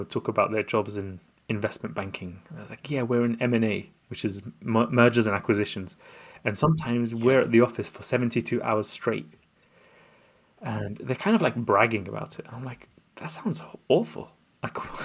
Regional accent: London, United Kingdom; also born or lived in Baghdad, Iraq; I was born in Baghdad. This is back home in Baghdad, Iraq. I was born there, and I came to London when I was 3 years old to escape the wars and Saddam Hussein. And we basically grew up in a quite a modest background

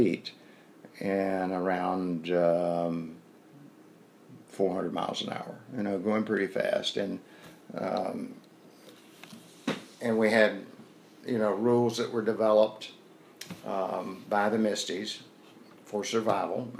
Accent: North Carolina, United States; accent: southern; I told him I was from North Carolina

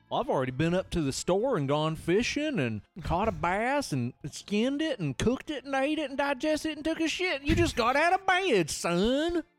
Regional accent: Southeast, United States; growing up in the Southeast

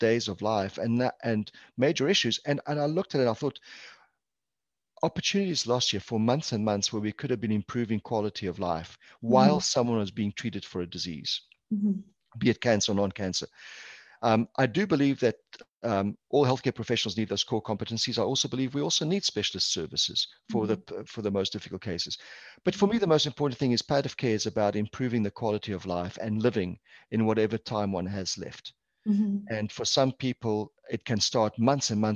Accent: South Africa; now in Canada; I'm actually Portuguese background, Portuguese culture, born and raised in South Africa, hence the accent

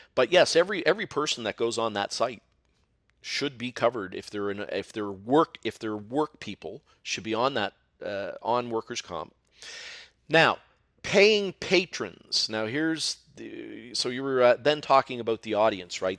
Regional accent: Halifax, Nova Scotia, Canada; I am from Halifax, Nova Scotia, the land of mussels and seafood

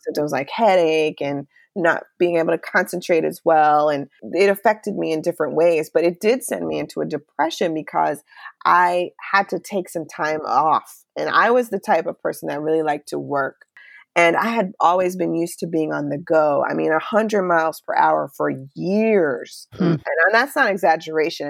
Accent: Charlotte, North Carolina, United States; moved away as an adult; also born or lived in Chicago / Virginia; we ended up moving to Virginia, which was about four hours away from Charlotte, my hometown.

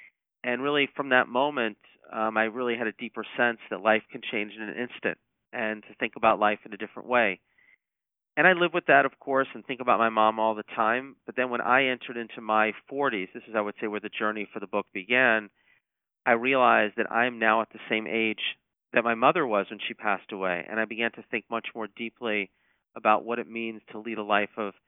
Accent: Atlanta, Georgia, United States; Atlanta, which is my hometown.

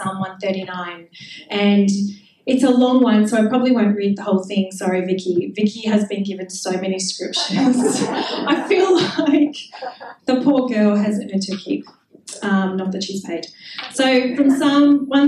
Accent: Melbourne, Victoria, Australia; I grew up in Melbourne in a very, very dodgy suburb called Clayton North.

